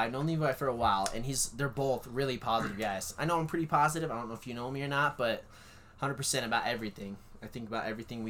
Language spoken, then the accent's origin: English; Wyoming, United States; We're three boys from Wyoming.